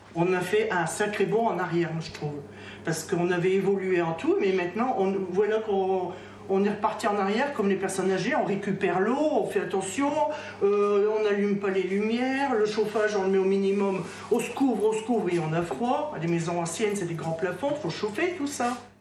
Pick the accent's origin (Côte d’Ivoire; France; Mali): France; Nantes, Pays de la Loire; je viens de Nantes